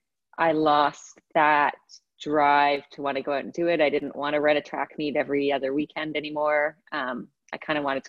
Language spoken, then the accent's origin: English; Canada; also born or lived in England; I was born in England, lived there till I was 8. And we moved over to Canada when I was 8 years old.